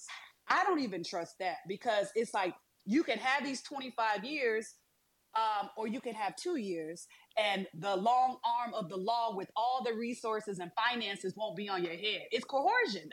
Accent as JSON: {"language": "English", "town": "Detroit", "region": "Michigan", "country": "United States", "said": "I'm from Detroit."}